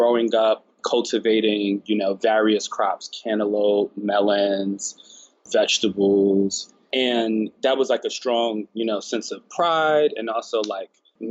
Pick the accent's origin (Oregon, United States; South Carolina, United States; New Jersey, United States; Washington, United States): New Jersey, United States; Newark; I was born in Newark, New Jersey